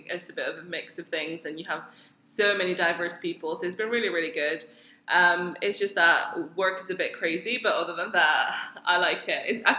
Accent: Mauritius; moved away as an adult; also born or lived in Oxford, United Kingdom / Cambridge, United Kingdom; now in Dubai, United Arab Emirates; originally I am from Mauritius, born and brought up there. Then I went to Oxford for my undergrad, first 4 years. Then I moved to Cambridge for a PhD for 4 years. And 2 months ago, I moved to Dubai for a job.

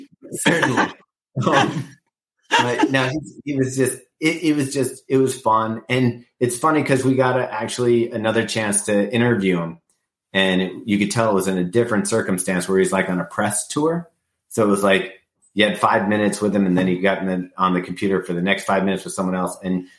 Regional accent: West Coast, United States; born there; I was born on the West Coast, yeah.

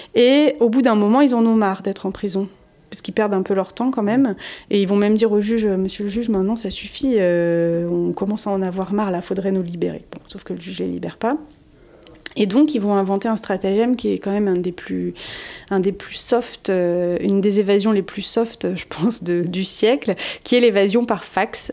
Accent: France; chez nous en France

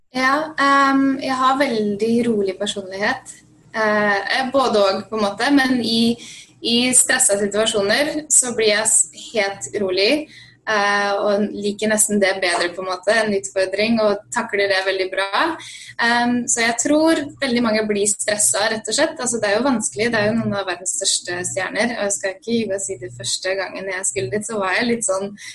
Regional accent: Svelvik, Buskerud, Norway; moved away as an adult; now in Los Angeles, United States; Jeg er fra Svelvik opprinnelig, eller Nesbygda, som er midt mellom Drammen og Svelvik

